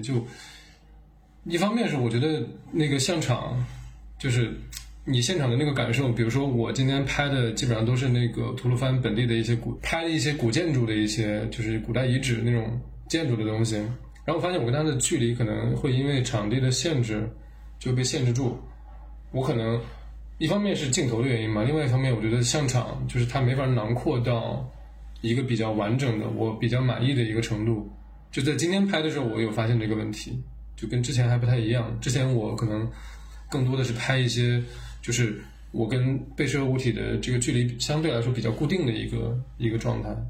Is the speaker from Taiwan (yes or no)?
no; Urumqi, Xinjiang, China; 像我们在新疆成长长大